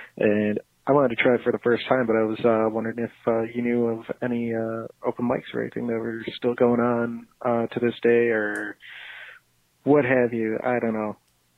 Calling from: Chicago, Illinois, United States; Hey, this is … I'm calling from Chicago

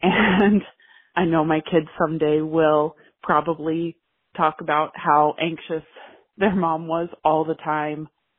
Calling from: Seattle, Washington, United States; I'm calling from Seattle, Washington.

